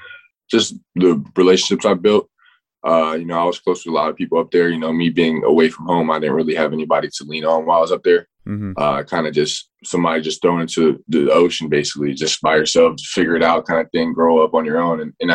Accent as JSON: {"language": "English", "region": "Florida", "country": "United States", "said": "I definitely followed Florida because I'm being from Florida. Everybody in my hometown or everybody back home, you know, you see Gator fans everywhere."}